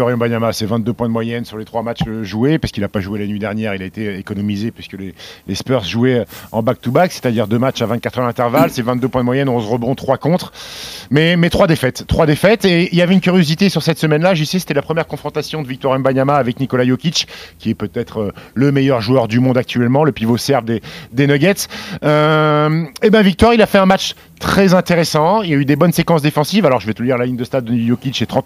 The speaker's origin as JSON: {"language": "French", "town": "Annecy", "region": "Auvergne-Rhône-Alpes", "country": "France", "tie": "born or raised there", "also_born_or_lived": "Caen", "said": "Caen, parce que je suis né à Caen, et Annecy, parce que j'ai grandi à Annecy."}